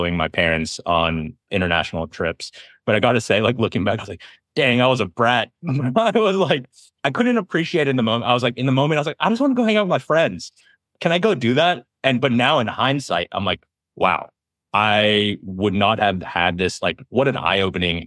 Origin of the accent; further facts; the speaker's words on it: Berkeley, California, United States; In the Bay Area, growing up in Berkeley